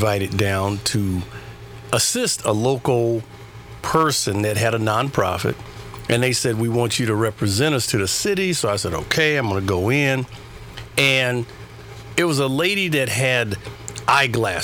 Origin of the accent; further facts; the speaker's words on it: Long Beach, California, United States; also born or lived in Compton; I grew up in Long Beach